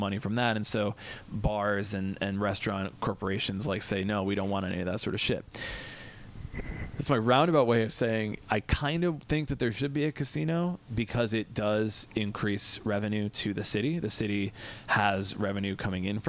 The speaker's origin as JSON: {"language": "English", "town": "Des Plaines", "region": "Illinois", "country": "United States", "tie": "born or raised there", "lives_now": "Chicago, United States", "said": "My hometown of Des Plaines"}